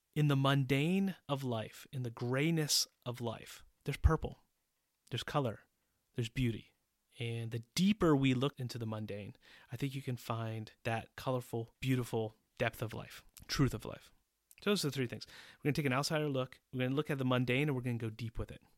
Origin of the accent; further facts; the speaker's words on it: Pittsburgh, Pennsylvania, United States; moved away as an adult; also born or lived in Boston, Massachusetts; now in Czech Republic; I was born in Pittsburgh, Pennsylvania, and I moved to Boston when I was ten years old